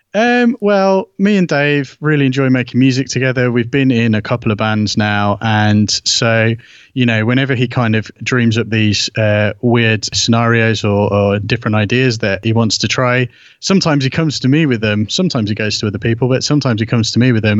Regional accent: United Kingdom; obviously being British

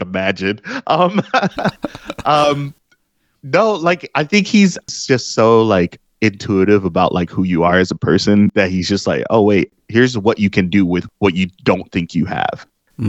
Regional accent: Detroit, Michigan, United States; my old street where I was born here in Detroit

